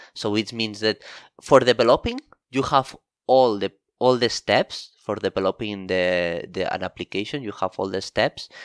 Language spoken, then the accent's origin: English; Barcelona, Catalonia, Spain; moved away as an adult; now in Tokyo, Japan; I come from Barcelona, Spain